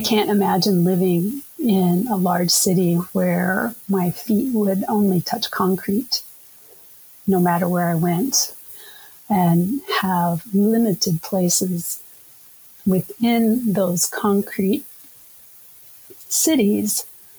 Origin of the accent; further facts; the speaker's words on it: United States; also born or lived in Kansas / Oklahoma; now in Minnesota, United States; I was raised in Kansas and Oklahoma